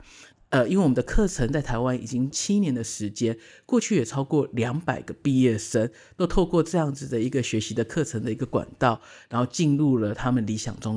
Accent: Canada; 我觉得加我因为我在加拿大长大，我觉得加拿大的人其实都是很和善的

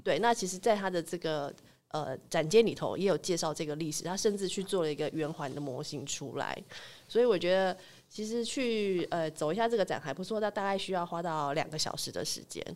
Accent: Taipei, Taiwan; 我是台北人啊，所以其实我们家过年通常就留在台北这样子

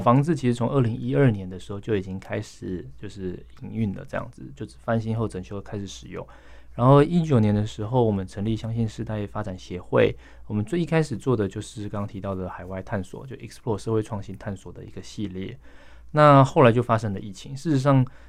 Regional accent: Pingtung County, Taiwan; moved away; 我老家在屏东南部

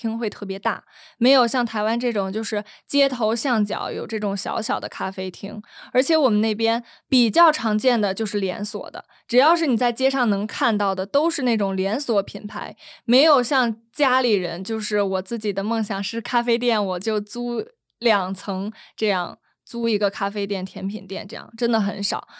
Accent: Beijing, China; now in Taiwan; 我是从小在北京长大的，我的一些细胞啊，就都会还是维持我在北京的生活习惯

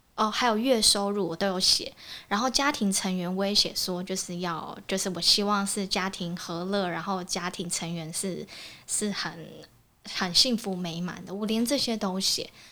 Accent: Kaohsiung, Taiwan; moved away; 因为我之前是在高雄，我是高雄人

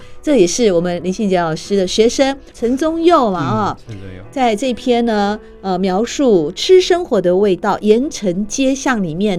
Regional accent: Taipei, Taiwan; 我们台北人还下去还买得起吗？

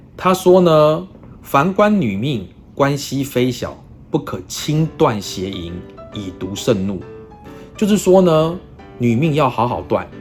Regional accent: Taiwan; 我们台湾人

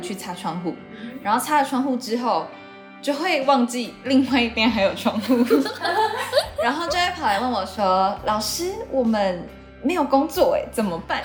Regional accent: Taitung, Taitung County, Taiwan; 我是台东人，嗯，就是现在很观光的那个台东的那个台东

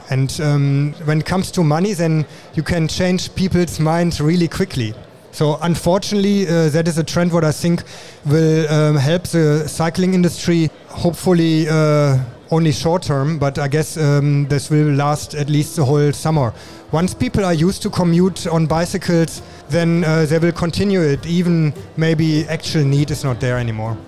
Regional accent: Germany; moved away as an adult; now in Taiwan; I'm originally from Germany and I'm in Taiwan already since 20 years

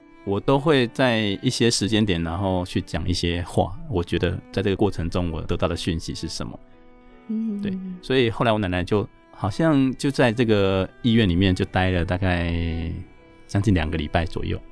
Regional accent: Chiayi, Taiwan; now in Taipei, Taiwan; 我是嘉义人

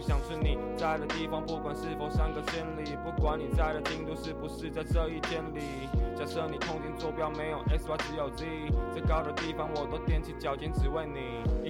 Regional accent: Taiwan; 我们一个台湾人，我们德语不太好的情况下

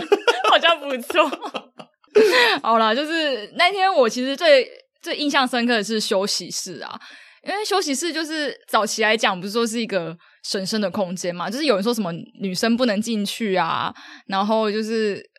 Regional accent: southern Taiwan, Taiwan; 因为我是南部人

